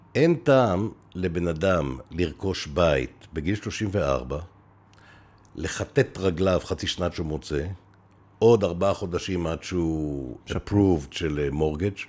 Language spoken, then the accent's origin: Hebrew; Beersheba, Southern District, Israel; אני נולדתי בבאר שבע